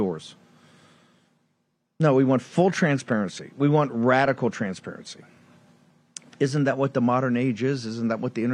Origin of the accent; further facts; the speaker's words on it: Norfolk, Virginia, United States; coming from Norfolk, Virginia, being born there.